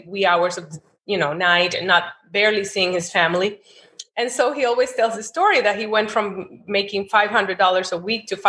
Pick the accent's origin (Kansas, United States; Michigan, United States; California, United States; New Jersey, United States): New Jersey, United States; born there; So I was born in the U.S. I was born in New Jersey.